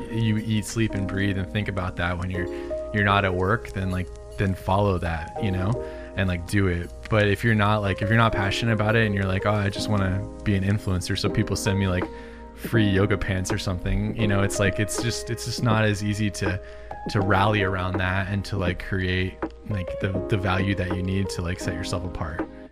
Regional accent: Southern California, United States; also born or lived in Illinois; I was born in Illinois, but I've been in California my whole life

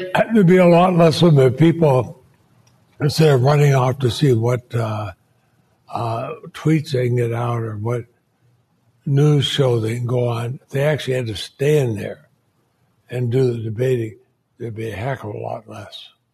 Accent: Montpelier, Vermont, United States; I grew up in Montpelier, Vermont.

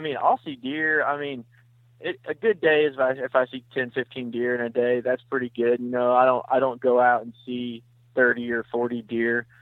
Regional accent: Vienna, Missouri, United States; moved away as an adult; now in St. Louis, United States; I'm from Vienna, Missouri

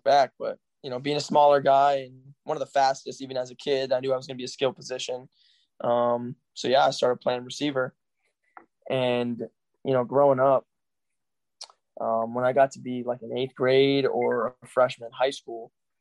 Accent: Yarmouth, Massachusetts, United States; Yarmouth, Massachusetts, that's my hometown

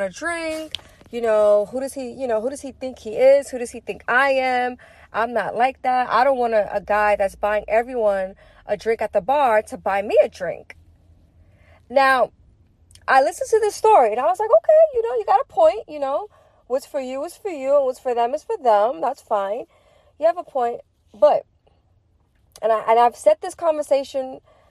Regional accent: New York City, New York, United States; I'm from Brooklyn, East New York.

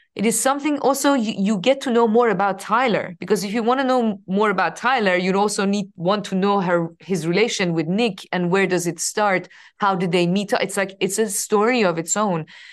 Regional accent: Iran; moved away as an adult; I was coming from Iran

